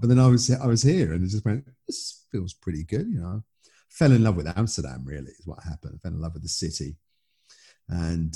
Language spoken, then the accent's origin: English; United Kingdom; moved away as an adult; now in Netherlands; of course I'm British, you know, I still regard myself as British